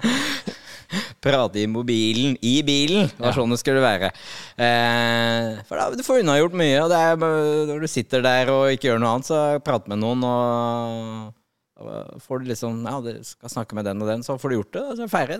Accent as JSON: {"language": "Norwegian", "town": "Nøtterøy", "region": "Vestfold", "country": "Norway", "tie": "born or raised there", "said": "Jeg er oppvokst på Nøtterøy"}